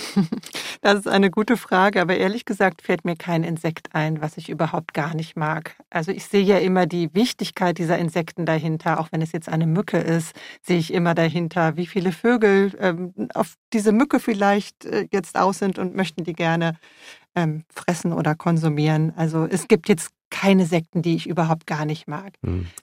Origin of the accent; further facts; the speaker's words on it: Germany; also born or lived in Freiburg; bei uns in Deutschland